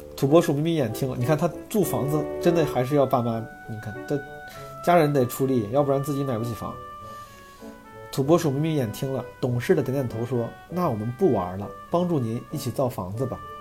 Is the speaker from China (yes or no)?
yes; Zhengzhou, Henan, China; moved away; 我那天回老家，回郑州